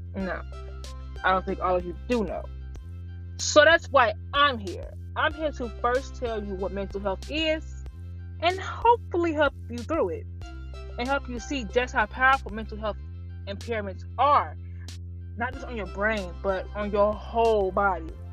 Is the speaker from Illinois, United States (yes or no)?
yes; Chicago, Illinois, United States; I'm from Chicago.